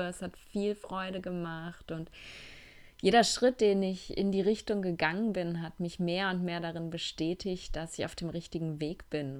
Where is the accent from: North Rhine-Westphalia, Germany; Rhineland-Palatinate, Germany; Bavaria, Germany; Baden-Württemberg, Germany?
North Rhine-Westphalia, Germany; Essen; moved away as an adult; now in Cologne, Germany; zurück in meine Heimatstadt, zurück nach Essen